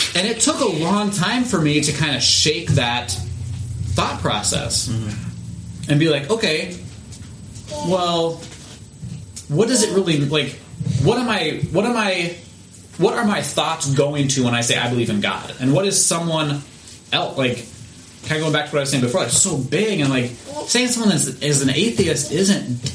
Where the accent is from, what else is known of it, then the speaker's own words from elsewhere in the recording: United States; I'm an American